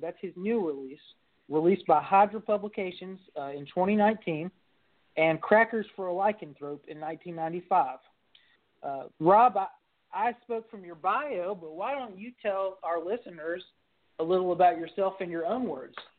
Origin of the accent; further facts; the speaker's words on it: Kentucky, United States; I'm an author from Kentucky